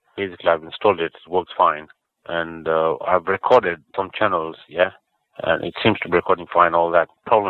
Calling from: Stockport, North West England, United Kingdom; And I'm calling from Stockport.

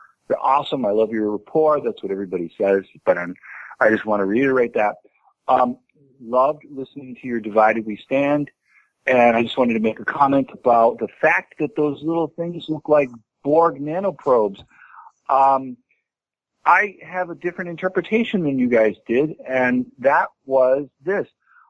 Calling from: Boston, Massachusetts, United States; I'm calling from Jamaica Plain, Massachusetts.

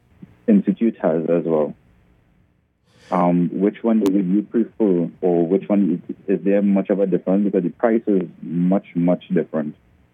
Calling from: Trinidad & Tobago; Hi, I'm calling from Trinidad in the Caribbean.

